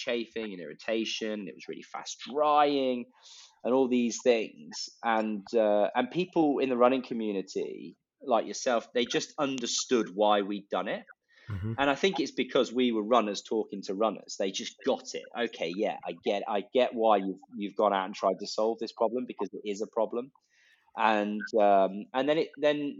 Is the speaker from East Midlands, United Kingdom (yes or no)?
yes; Leicestershire, East Midlands, United Kingdom; I'm from Leicestershire, and it was the centre of hosiery